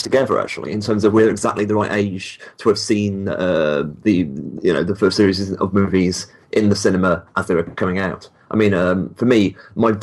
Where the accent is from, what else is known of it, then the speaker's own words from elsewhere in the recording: United Kingdom; I read comics as a kid, like most people in the at least in the UK